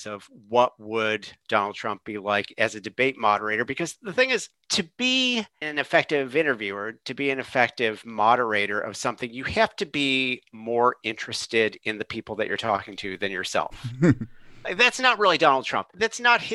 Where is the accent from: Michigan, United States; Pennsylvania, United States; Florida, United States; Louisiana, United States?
Michigan, United States; I am from Michigan